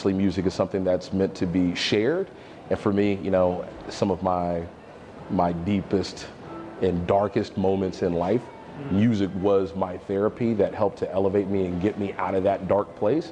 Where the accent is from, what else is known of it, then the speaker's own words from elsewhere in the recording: Hazlehurst, Mississippi, United States; moved away as an adult; now in Orlando, United States; when I was a youth growing up in Mississippi